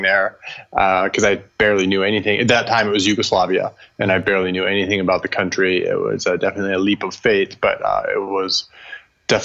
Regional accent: Oregon, United States; when I grew up in Oregon

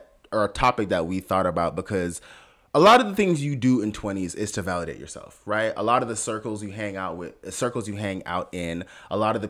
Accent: Jamaica; Being Jamaican, and I'll be very honest, sometimes I utilize it in like a, I'm not one of these African Americans.

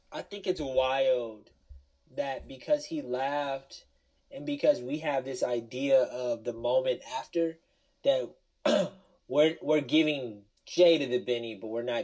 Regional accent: Milwaukee, Wisconsin, United States; We're from Milwaukee

